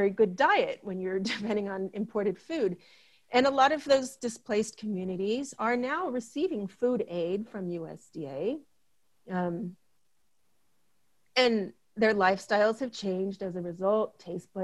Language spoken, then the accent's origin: English; Marshall Islands; as a Marshallese, I'm half Marshallese and I'm half American.